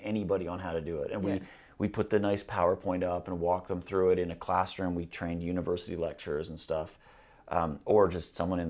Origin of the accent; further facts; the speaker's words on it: Canada; now in Glasgow, United Kingdom; I mean, I'm a Canadian